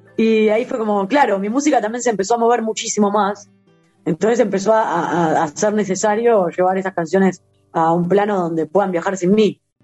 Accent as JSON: {"language": "Spanish", "country": "Uruguay", "tie": "born or raised there", "said": "yo nací acá"}